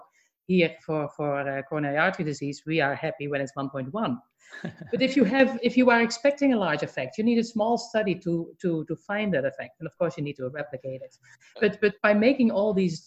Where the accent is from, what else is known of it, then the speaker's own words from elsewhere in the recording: Netherlands; now in Atlanta, United States; I'm from the Netherlands